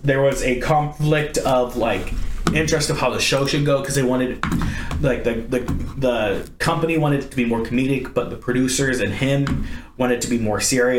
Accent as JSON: {"language": "English", "country": "Ireland", "said": "I know it's a Scottish thing and I'm Irish"}